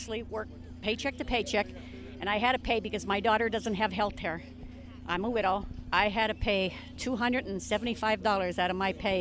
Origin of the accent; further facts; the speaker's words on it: near Hazleton, Pennsylvania, United States; About an hour up from, almost by Hazleton, Pennsylvania, right up an hour from here